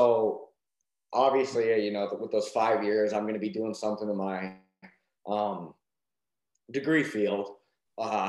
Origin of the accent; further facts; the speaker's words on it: Montana, United States; I was from Montana